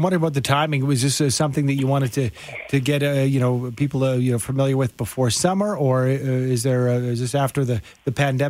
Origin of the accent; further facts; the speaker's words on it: Calgary, Alberta, Canada; Growing up in Calgary